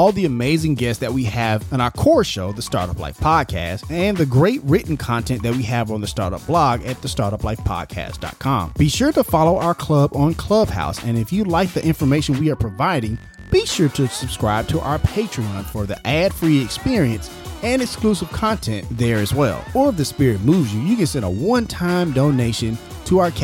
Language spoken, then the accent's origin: English; Memphis, Tennessee, United States; as a kid growing up in Memphis